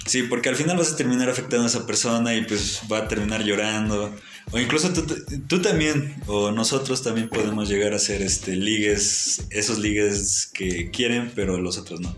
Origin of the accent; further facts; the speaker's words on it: Tlaxcala, Mexico; somos de Tlaxcala